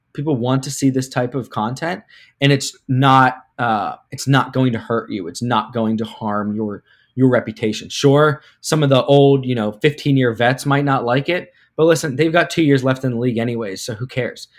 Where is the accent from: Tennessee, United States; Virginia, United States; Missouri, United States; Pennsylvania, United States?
Pennsylvania, United States; Pittsburgh; moved away as an adult; now in Cleveland, United States; I'm from Pittsburgh, but I went to school in Ohio, Baldwin Wallace University up here in Cleveland